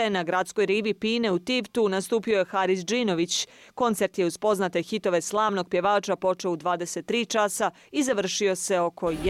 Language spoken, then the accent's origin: Croatian; Podgorica, Montenegro; Dolazim iz Podgorice, odabrala sam Budvu jer je ovo kraljica turizma.